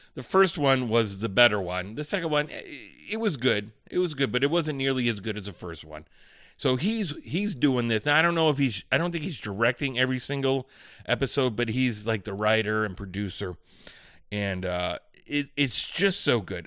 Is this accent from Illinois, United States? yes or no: yes; Chicago, Illinois, United States; I'm from the Chicagoland area